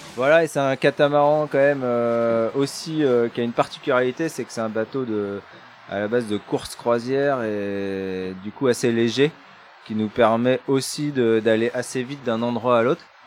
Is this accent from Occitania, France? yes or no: no; Brittany, France; on avait gardé une petite maison en Bretagne, euh, là où j'ai grandi